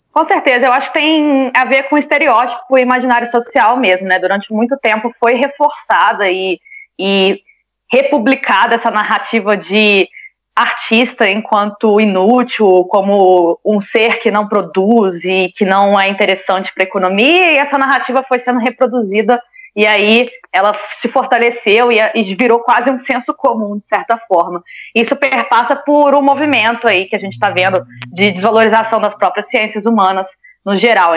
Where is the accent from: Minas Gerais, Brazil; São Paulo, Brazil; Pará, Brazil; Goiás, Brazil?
Minas Gerais, Brazil; Juiz de Fora; moved away as an adult; lá no meu bairro, em Juiz de Fora